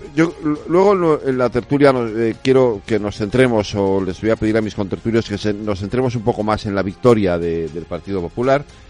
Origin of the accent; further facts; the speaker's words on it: Galicia, Spain; yo soy gallego